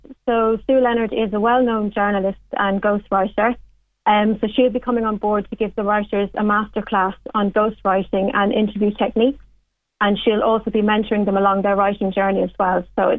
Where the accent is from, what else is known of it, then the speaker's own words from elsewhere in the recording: Ireland; As Irish people, I think we're very proud of our culture.